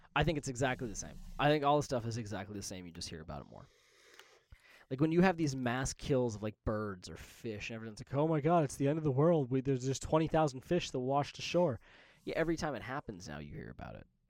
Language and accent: English; Las Vegas, Nevada, United States; growing up in Vegas